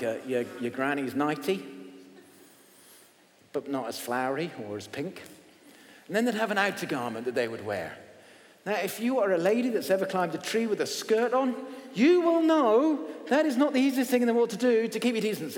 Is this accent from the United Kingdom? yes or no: yes; England, United Kingdom; I'm English